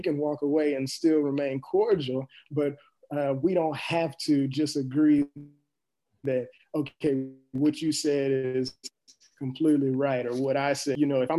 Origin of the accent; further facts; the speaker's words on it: East St. Louis, Illinois, United States; especially where I'm coming from East St. Louis, because there's something that kind of goes with it, saying that, you know, it's a place where people don't make a lot of money.